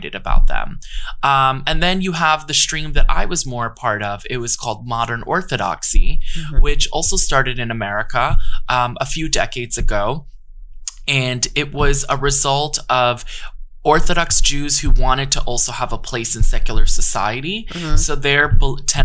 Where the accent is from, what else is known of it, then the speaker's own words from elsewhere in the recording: New York, United States; growing up in the Lower East Side